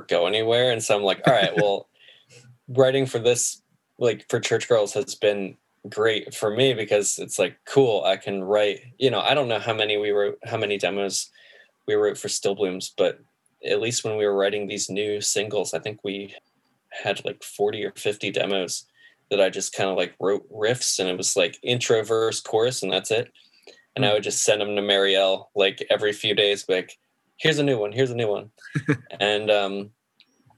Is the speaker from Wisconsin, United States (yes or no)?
no; New Jersey, United States; moved away as an adult; also born or lived in Los Angeles; now in Philadelphia, United States; I grew up in New Jersey until I was like 23, and then I moved